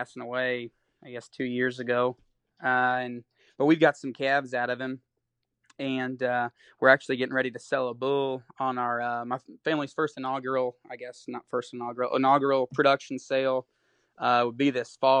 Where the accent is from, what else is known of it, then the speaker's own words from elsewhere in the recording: Osage County, Missouri, United States; I grew up in Osage County. We call it the OC.